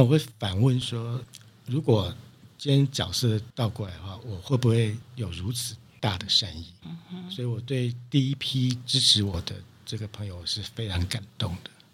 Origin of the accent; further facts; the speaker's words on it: Dongshi, Taichung, Taiwan; 故乡，就是台中的东市